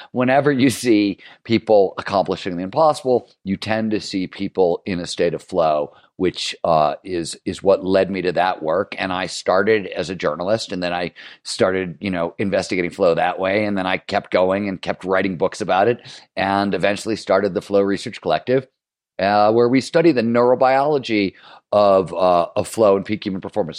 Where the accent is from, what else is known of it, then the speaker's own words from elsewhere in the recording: Cleveland, Ohio, United States; also born or lived in Chicago; I am from Chicago, but I grew up in Cleveland